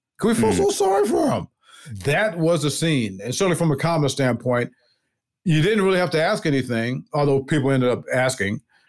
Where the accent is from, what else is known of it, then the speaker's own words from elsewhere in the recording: South Bend, Indiana, United States; I was born and raised in South Bend, Indiana, home of the University of Notre Dame.